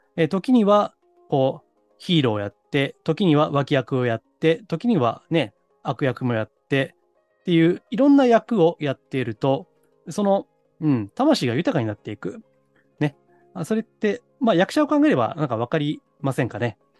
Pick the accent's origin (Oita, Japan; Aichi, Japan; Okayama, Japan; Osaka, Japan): Osaka, Japan; moved away; 実家、私は大阪なんですけどね